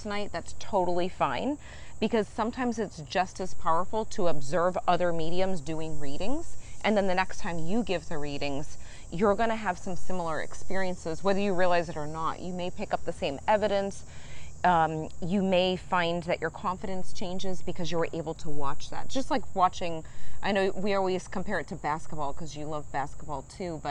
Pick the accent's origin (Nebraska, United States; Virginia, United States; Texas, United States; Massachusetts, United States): Massachusetts, United States; now in Florida, United States; we are in Massachusetts in my hometown at my parents' house